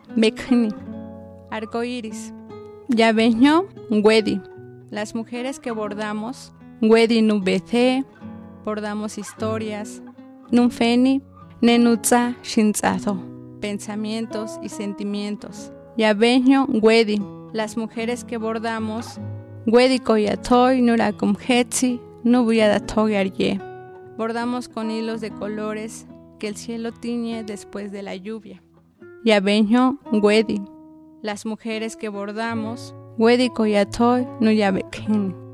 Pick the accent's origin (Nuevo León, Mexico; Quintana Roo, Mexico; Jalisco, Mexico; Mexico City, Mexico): Mexico City, Mexico; first language Otomi; Spanish is a second language; also born or lived in Santiago Mezquititlán, Querétaro; mi lengua era otra lengua diferente al que se hablaba aquí